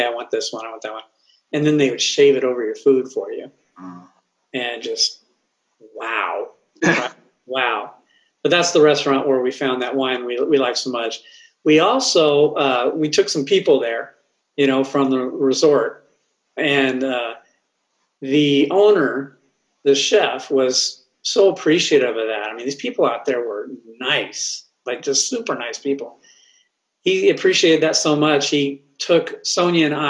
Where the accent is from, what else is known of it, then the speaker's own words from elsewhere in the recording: Oxnard, California, United States; I grew up in Oxnard, California